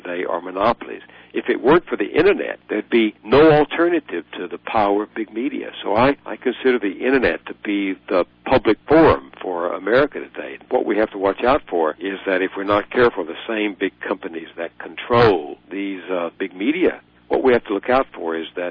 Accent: Texas, United States; in Texas, my home state, poor kids like me could get to college

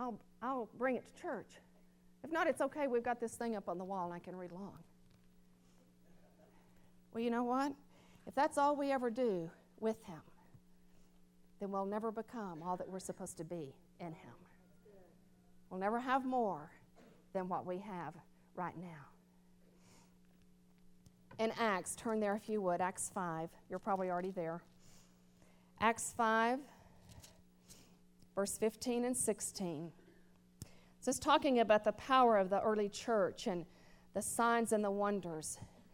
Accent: the South, United States; born there; Because I was born in the South. And so some of that's still in me, that nature.

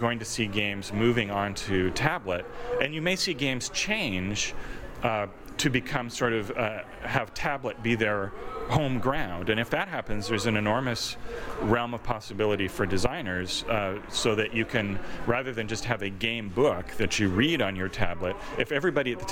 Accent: Toronto, Ontario, Canada; my hometown

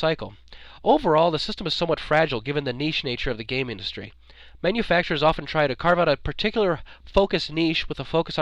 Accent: Wyoming, United States; I'm from Wyoming

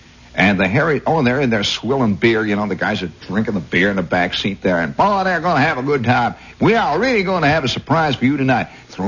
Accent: Indiana, United States; accent: Indiana; And so I immediately turned down my Indiana accent. I had it, you know. I said, "Yep, I'm from Indiana, Patawi."

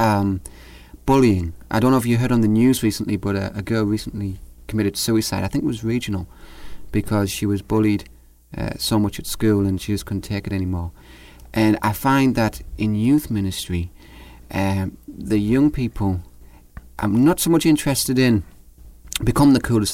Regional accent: North East England, United Kingdom; from the northeast of England, where I'm from

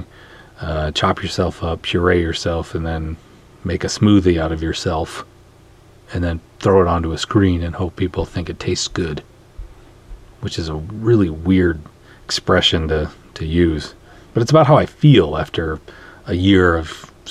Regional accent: Minnesota, United States; I'm from Minnesota

